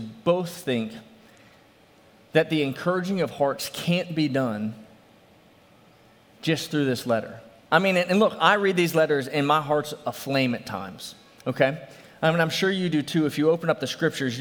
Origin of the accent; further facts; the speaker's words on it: New Orleans, Louisiana, United States; I'm from New Orleans